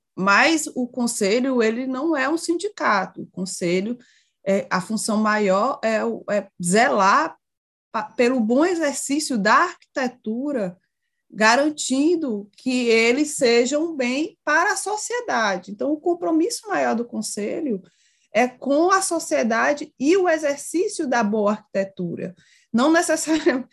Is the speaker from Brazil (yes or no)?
yes; Ceará, Brazil; Sou do Ceará